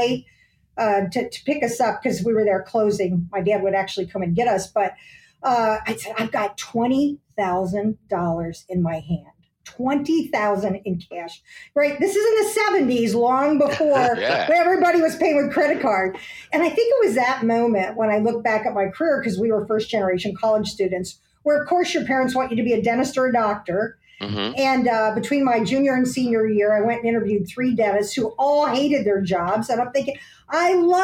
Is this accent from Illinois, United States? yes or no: yes; Aurora, Illinois, United States; we grew up in Aurora, Illinois